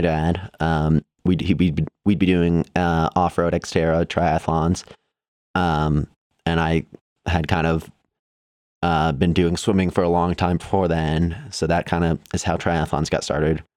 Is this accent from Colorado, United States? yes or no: yes; Evergreen, Colorado, United States; also born or lived in Chicago, Illinois; we moved from Chicago when I was eleven, and we've been in Evergreen, Colorado, outside of Denver pretty much ever since then